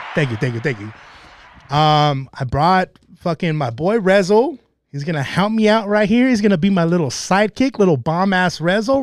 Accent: El Monte, California, United States; also born or lived in Covina, California; I grew up in Monte. I stay and reside in Covina.

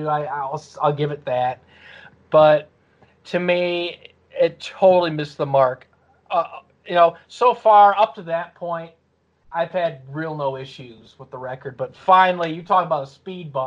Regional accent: Detroit, Michigan, United States; Where am I from? Detroit. Well, outside right. Detroit

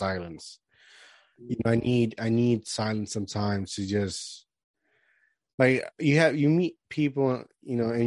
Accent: Puerto Rico; moved away; I grew up in Puerto Rico all my life, so like, I'm a Caribbean dude.

